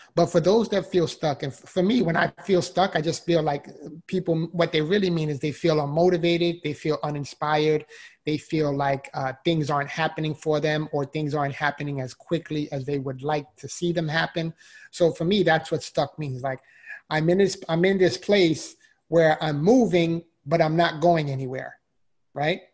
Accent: New York City, New York, United States; moved away as an adult; now in Florida, United States; so I'm originally from the Bronx, New York. If you can't already hear the accent

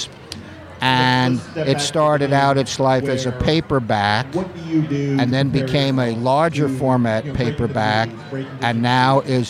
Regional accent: Miami Beach, Florida, United States; I grew up in Miami Beach

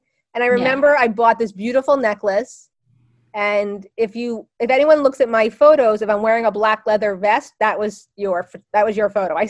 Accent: New Jersey, United States; also born or lived in Los Angeles; I didn't leave my hometown. I left Jersey for a while and went to LA, which is considered sometimes another country. But I did come back while I was in college and stayed here and married somebody from the same town.

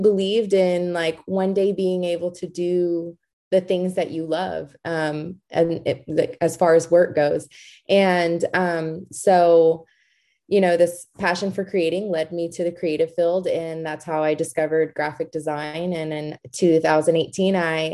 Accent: Georgetown, Texas, United States; I was born and raised in Georgetown, Texas

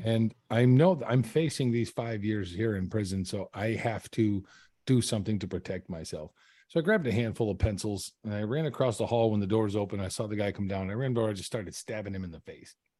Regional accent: Carson City, Michigan, United States; I grew up in Michigan, uh, in small town Michigan. Uh, it's called Carson City.

